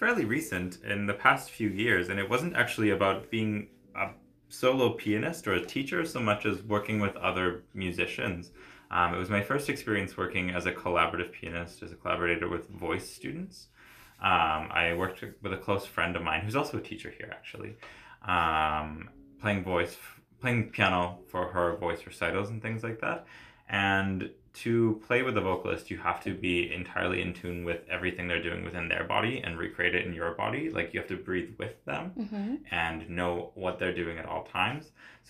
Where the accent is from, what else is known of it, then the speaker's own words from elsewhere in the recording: Nova Scotia, Canada; I'm from the East Coast, Nova Scotia, so lots of fiddling and like Celtic music.